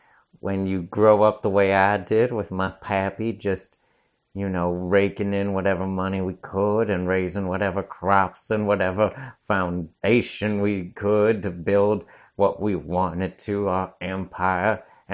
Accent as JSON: {"language": "English", "town": "Charlotte", "country": "United States", "said": "Oh, I'm from Charlotte, South Carolina."}